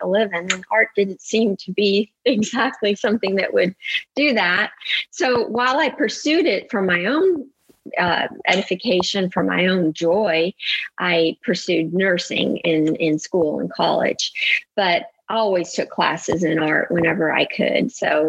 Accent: Italy; moved away as an adult; now in United States; because I grew up in Italy to American parents. They're from the Midwest. So I grew up as an American, but in the heart of the Renaissance and art from the Middle Ages.

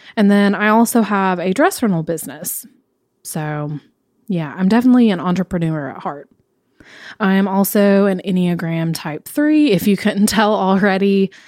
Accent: Knoxville, Tennessee, United States; I grew up here in Knoxville

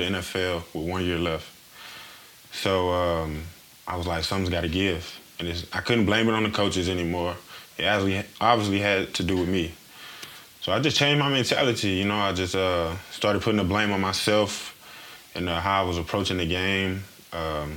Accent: Missouri, United States; I'm from Missouri

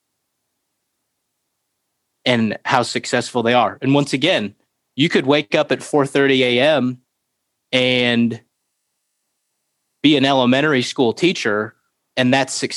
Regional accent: Florida, United States; moved away; I grew up in Florida.

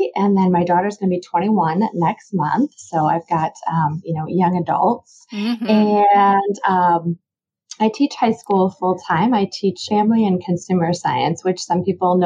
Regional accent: Illinois, United States; also born or lived in Baltimore, Maryland; I actually moved into Illinois when I was starting fourth grade

